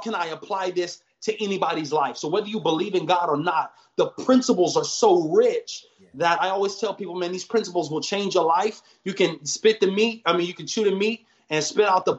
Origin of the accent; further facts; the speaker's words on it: Huntington Beach, California, United States; also born or lived in Orange, California; I was born in Orange, raised in Huntington Beach for the first half.